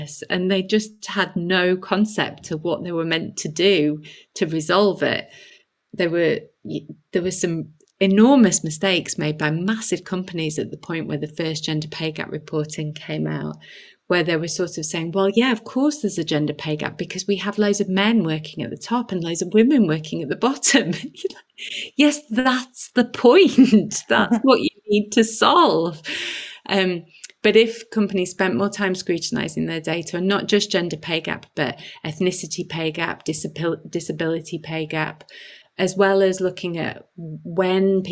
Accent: Halifax, Yorkshire and the Humber, United Kingdom; I grew up in Halifax in the 80s and 90s, you know, proper northern town

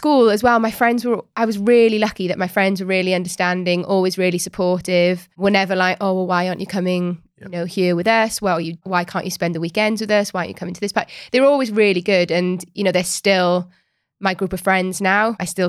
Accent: Wales, United Kingdom; Rugby. We're Welsh, remember?

